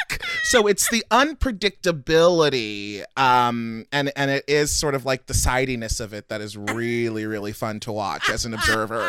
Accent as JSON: {"language": "English", "town": "Baltimore", "region": "Maryland", "country": "United States", "accent": "Baltimore accent", "said": "Baltimore. I'm from Baltimore."}